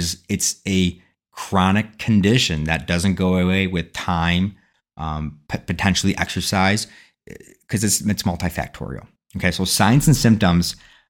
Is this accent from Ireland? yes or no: yes; Ireland; Well, I'm Irish.